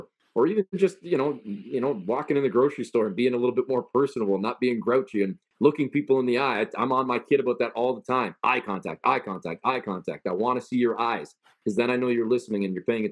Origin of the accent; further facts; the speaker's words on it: Canada; I was born and raised in Canada